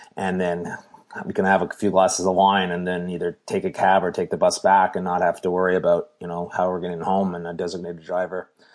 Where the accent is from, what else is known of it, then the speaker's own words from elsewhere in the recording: Canada; we're Canadian